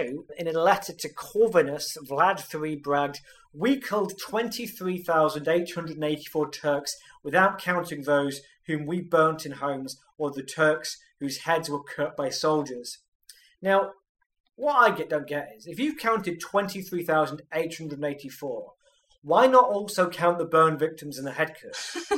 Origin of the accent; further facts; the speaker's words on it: United Kingdom; I'm British